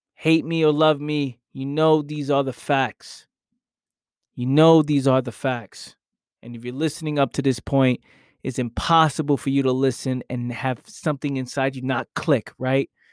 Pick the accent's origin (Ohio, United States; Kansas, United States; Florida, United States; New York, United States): New York, United States; New York City; now in South Jersey, United States; I grew up in New York. I now live in South Jersey